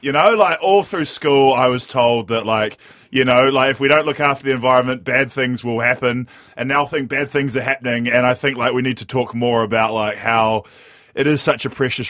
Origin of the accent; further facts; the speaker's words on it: New Zealand; one of some of the darkest days I've faced as a New Zealander.